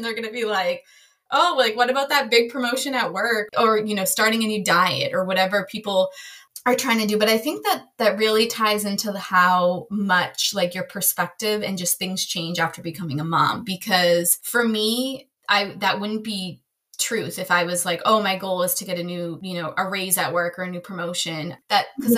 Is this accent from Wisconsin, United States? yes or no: no; right outside of Massachusetts, United States; now in Maryland, United States; I grew up right outside of Massachusetts.